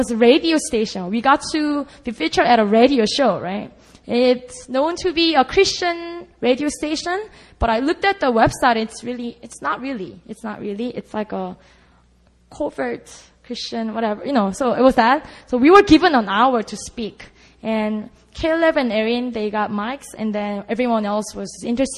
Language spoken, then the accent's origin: English; Busan, South Korea; moved away; oh, that's my hometown.